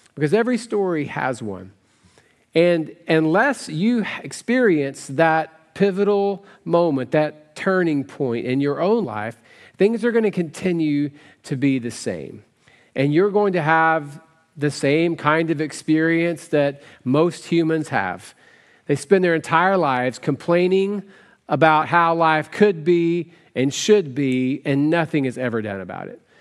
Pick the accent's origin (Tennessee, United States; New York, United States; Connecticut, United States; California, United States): Tennessee, United States; West; I grew up in West Tennessee